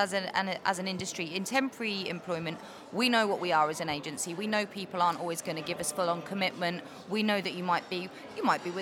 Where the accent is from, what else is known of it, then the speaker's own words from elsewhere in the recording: Bury St Edmunds, East of England, United Kingdom; I'm local anyway. Bury St Edmunds is my hometown